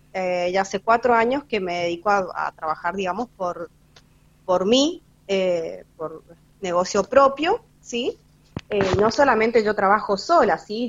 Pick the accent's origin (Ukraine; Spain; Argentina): Argentina; San Rafael, Mendoza; vivo acá en San Rafael, soy nacida acá en San Rafael.